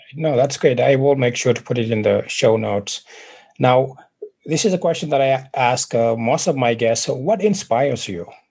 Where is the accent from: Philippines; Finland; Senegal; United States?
Senegal; moved away; I was originally from West Africa, Senegal